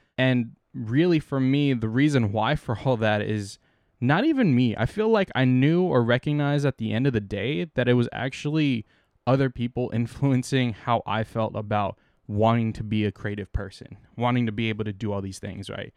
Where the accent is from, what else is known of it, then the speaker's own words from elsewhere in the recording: San Diego, California, United States; moved away as an adult; now in San Francisco Bay Area, United States; I'm from San Diego